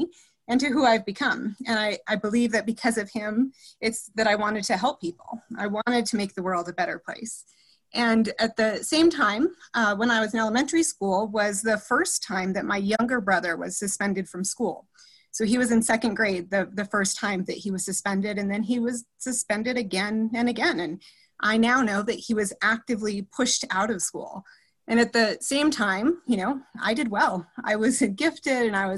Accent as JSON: {"language": "English", "region": "New Mexico", "country": "United States", "tie": "born or raised there", "said": "So I was born and raised in New Mexico, and my family has deep New Mexico roots."}